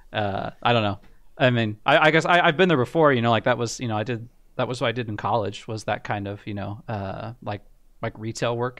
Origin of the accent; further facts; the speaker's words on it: United States; I got a job, um, actually in my hometown doing software support